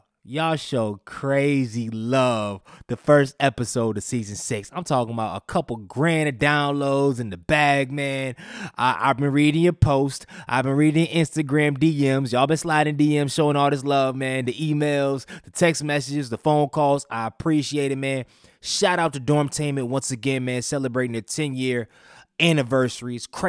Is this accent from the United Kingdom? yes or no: no; Durham, North Carolina, United States; my hometown, Durham, North Carolina